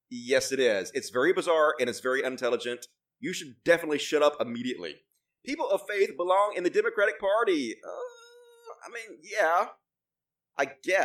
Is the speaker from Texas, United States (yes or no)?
yes; Texas, United States; I was born and raised in Texas, so I've seen it.